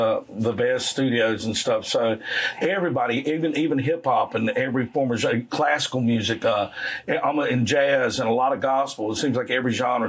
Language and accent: English; South Carolina, United States; I grew up in the Grand Strand area.